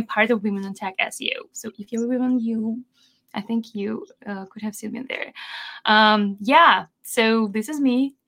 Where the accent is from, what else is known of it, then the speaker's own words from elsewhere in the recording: Belarus; first language Belarusian; English is a second language; my accent is kind of non-existent because it's not over a particular country. I've learned a lot about phonetics and all the stuff, but my language, regional language, is Belarusian and Russian.